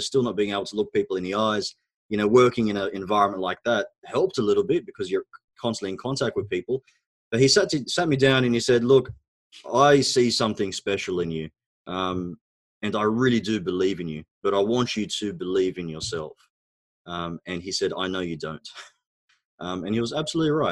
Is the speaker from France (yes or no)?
no; Australia; first language Arabic; English is a second language; also born or lived in Egypt; So I was actually born in Egypt. My background is Egyptian. Both my parents are Egyptian, of course. We immigrated to Australia when I was about 4 years old.